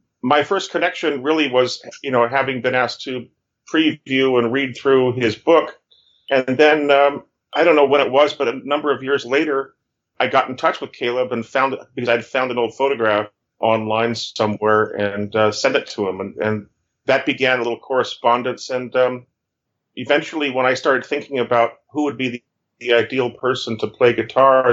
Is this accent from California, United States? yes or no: yes; Fresno, California, United States; moved away as an adult; I was born and raised in Fresno, California